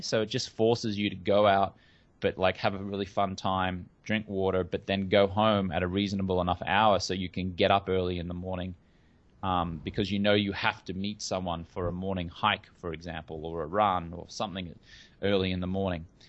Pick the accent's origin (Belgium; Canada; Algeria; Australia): Australia; moved away as an adult; now in Hollywood, United States; I grew up in Australia